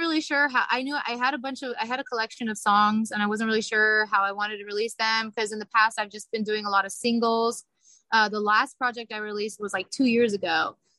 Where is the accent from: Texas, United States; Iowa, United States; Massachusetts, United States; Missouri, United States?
Missouri, United States; Kansas City; I'm from Kansas City. So my parents would have me singing like all over Kansas City when I was little. And so I just grew up singing